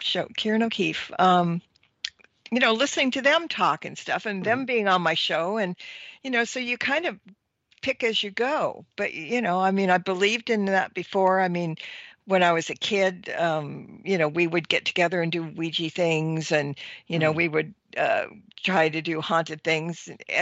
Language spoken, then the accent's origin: English; Los Angeles, California, United States; I was born and raised in Hollywood